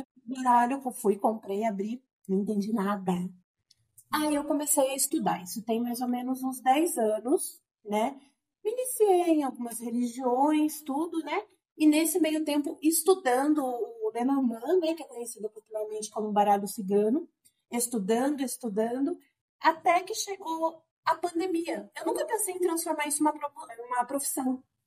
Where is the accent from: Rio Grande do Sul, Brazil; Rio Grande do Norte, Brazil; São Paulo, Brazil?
São Paulo, Brazil; Sorocaba; Eu sou de Sorocaba, uhum. estou morando em Sorocaba atualmente